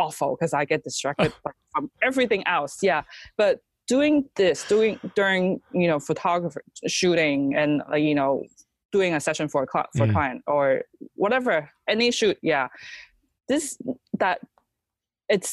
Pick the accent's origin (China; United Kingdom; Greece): China; English is a second language; now in United States; we were in China, so we went back for Chinese New Year